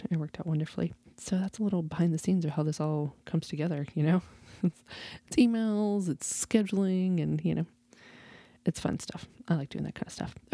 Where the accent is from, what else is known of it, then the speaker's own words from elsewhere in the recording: Texas, United States; So I am a Texan born and bred.